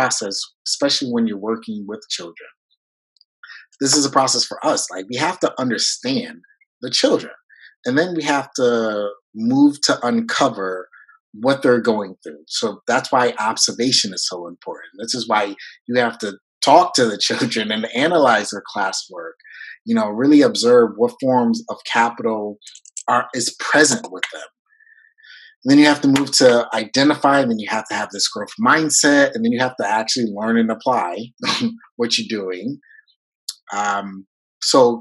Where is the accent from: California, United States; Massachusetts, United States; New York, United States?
New York, United States; first language French; English is a second language; moved away as an adult; I'm from New York